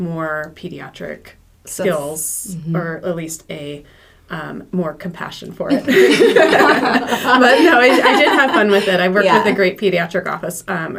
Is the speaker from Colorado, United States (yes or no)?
no; Santa Rosa, California, United States; also born or lived in Boston; I grew up in Santa Rosa.